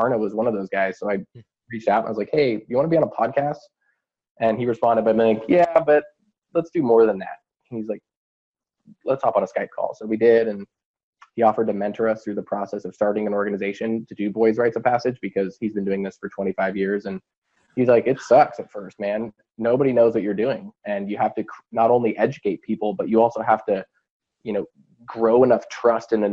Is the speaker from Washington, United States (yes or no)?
yes; Vashon, Washington, United States; back up to my hometown of Vashon